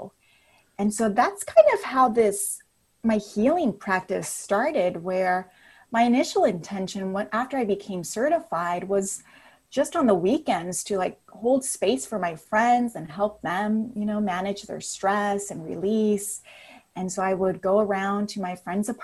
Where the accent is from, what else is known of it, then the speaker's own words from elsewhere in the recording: Napa, California, United States; moved away as an adult; also born or lived in Berkeley, California / Los Angeles, California; So I'm from Northern California. I'm from Napa